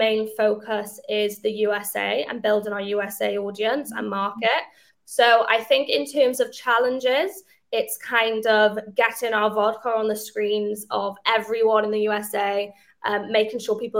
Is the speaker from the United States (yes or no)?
no; Wales, United Kingdom; we do also like celebrate the fact that we are from Wales, and it is a super amazing achievement from a company within such a kind of small country and a small city.